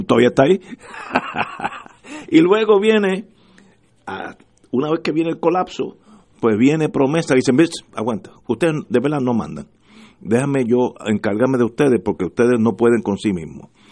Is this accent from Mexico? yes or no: no; Puerto Rico; yo como puertorriqueño felicito a Alex Cora